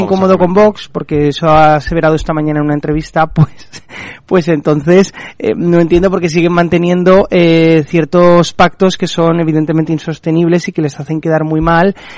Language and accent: Spanish; Spain; como españoles